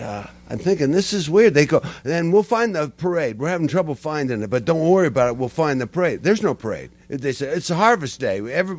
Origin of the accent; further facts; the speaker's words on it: Seattle, Washington, United States; The West Coast, Seattle.